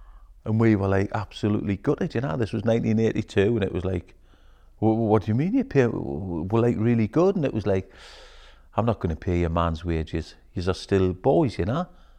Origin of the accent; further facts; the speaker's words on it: Newcastle upon Tyne, North East England, United Kingdom; I grew up in Bladen, in Newcastle.